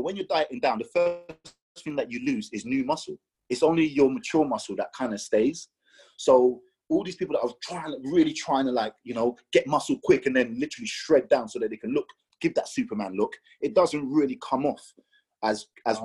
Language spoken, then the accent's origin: English; Nigeria; I'm Nigerian.